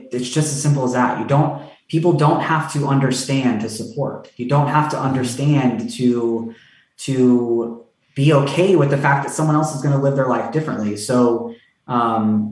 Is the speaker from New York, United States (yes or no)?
no; Tampa, Florida, United States; I grew up in Tampa